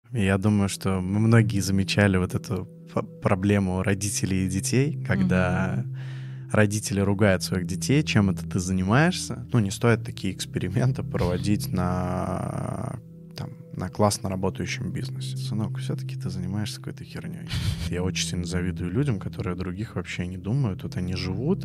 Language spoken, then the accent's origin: Russian; Dzerzhinsk, Nizhny Novgorod Oblast, Russia; now in Nizhny Novgorod, Russia; Я родился в городе Дзержинск, Нижегородской области